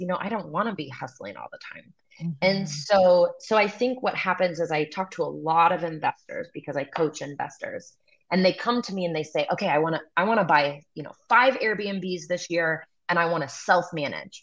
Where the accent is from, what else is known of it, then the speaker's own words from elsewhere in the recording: Kansas City, United States; moved away as an adult; I grew up in Kansas City